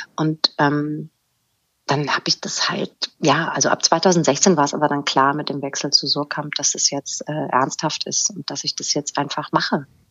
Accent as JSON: {"language": "German", "country": "Germany", "tie": "born or raised there", "also_born_or_lived": "Hanau", "moved": "as an adult", "lives_now": "Hamburg, Germany", "said": "ich bin in Hanau geboren und im Spessart aufgewachsen. 1996 nach Hamburg gezogen"}